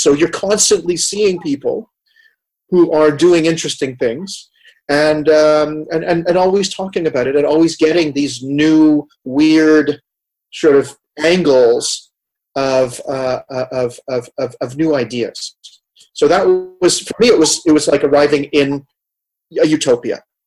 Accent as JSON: {"language": "English", "town": "Montreal", "region": "Quebec", "country": "Canada", "tie": "born or raised there", "also_born_or_lived": "Amsterdam, Netherlands / Vancouver, Canada", "moved": "yes", "said": "growing up in Montreal, if we go all the way back to my childhood"}